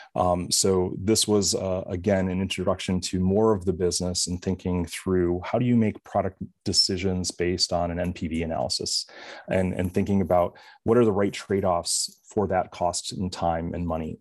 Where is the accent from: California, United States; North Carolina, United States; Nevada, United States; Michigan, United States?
Michigan, United States; I'm from Michigan